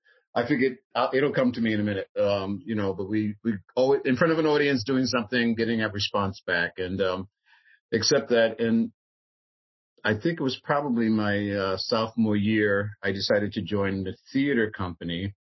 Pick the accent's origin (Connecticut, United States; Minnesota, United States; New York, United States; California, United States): New York, United States; New York City; moved away; I'm from Harlem originally, Harlem, New York, and went to Catholic school.